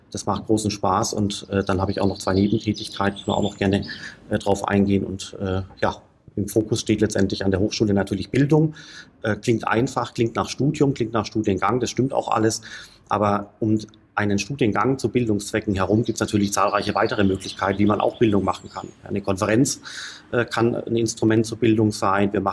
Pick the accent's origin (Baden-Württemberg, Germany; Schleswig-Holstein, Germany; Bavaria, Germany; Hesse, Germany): Baden-Württemberg, Germany; Stuttgart; also born or lived in Heidelberg; geboren bin ich in Heidelberg, bin aufgewachsen in Stuttgart